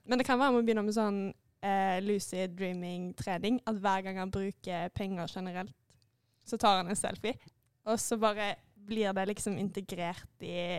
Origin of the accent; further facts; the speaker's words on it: Haugesund, Rogaland, Norway; Jeg er fra Haugesund